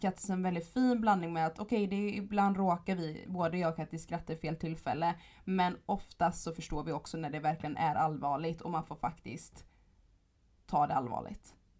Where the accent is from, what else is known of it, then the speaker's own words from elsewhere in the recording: Gothenburg, Västra Götaland, Sweden; jag kommer från Göteborg